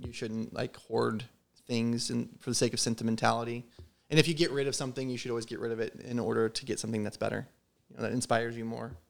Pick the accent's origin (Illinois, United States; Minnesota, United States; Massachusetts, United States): Illinois, United States; Southern; I grew up in Southern Illinois